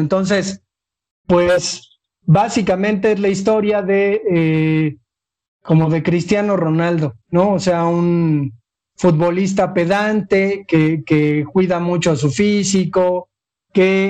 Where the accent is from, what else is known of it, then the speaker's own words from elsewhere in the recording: Mexico; a nosotros como niños mexicanos